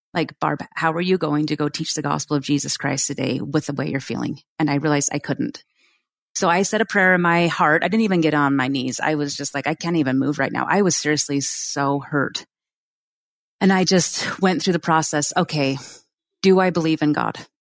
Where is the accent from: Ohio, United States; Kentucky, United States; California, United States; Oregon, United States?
Oregon, United States; moved away as an adult; now in Utah, United States; in my hometown in Oregon